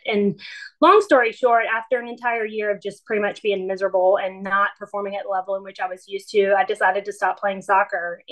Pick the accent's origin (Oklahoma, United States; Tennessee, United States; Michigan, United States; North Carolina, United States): North Carolina, United States; Wilmington; I was home in my hometown of Wilmington